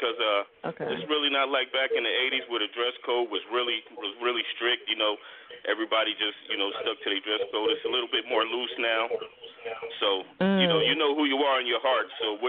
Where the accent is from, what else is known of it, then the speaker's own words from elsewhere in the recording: Inglewood, California, United States; now in Illinois, United States; I'm originally from Inglewood, California.